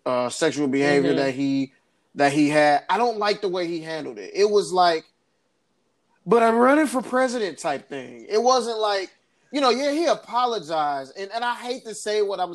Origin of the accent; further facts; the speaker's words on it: Michigan, United States; We are both from Michigan